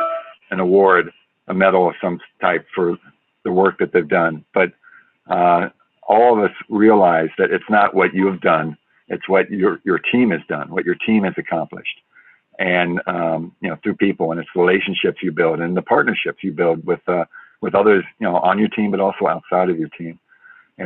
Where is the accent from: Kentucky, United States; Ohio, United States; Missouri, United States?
Missouri, United States; St. Louis; moved away as an adult; I'm a St. Louis boy